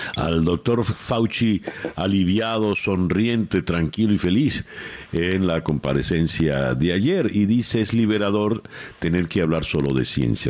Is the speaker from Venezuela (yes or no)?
yes; Venezuela